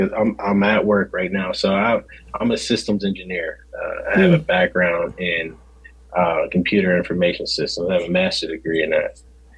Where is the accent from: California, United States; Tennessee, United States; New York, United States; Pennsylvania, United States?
Pennsylvania, United States; Pittsburgh; So I'm from Pittsburgh. I'm from you know, the west side of Pennsylvania. So we're like nestled into the mountains.